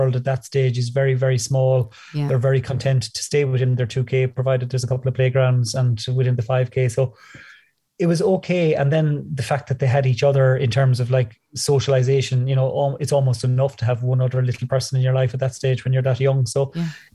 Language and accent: English; Midlands, Ireland; now in Dublin, Ireland; I grew up in the Midlands on the border between Tipperary and Offaly